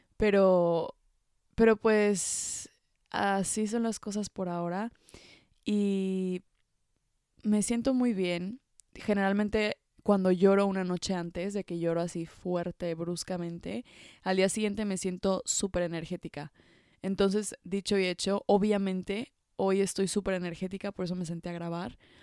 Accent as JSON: {"language": "Spanish", "country": "Mexico", "tie": "born or raised there", "moved": "as an adult", "lives_now": "France", "said": "yo creciendo en México"}